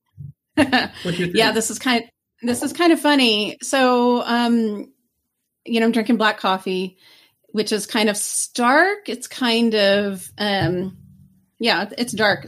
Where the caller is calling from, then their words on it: Lake Forest, Illinois, United States; I'm calling from Lake Forest, Illinois